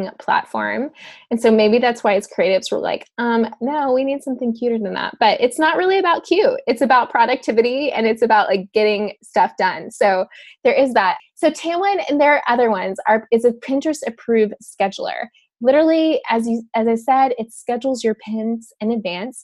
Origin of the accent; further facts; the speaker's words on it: Dallas, Texas, United States; I grew up in Dallas